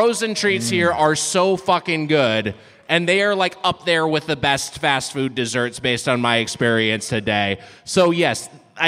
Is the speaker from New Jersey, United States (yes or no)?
no; Southern California, United States; I grew up in Southern California. In-N-Out Burger was an after-school treat